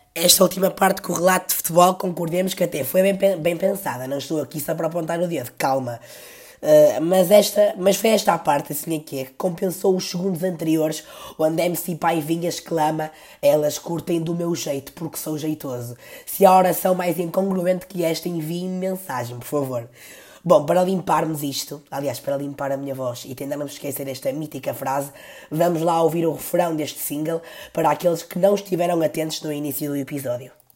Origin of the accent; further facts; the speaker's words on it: Porto, Norte, Portugal; eu também nasci no Porto, no Hospital do Terço, e não digo Bila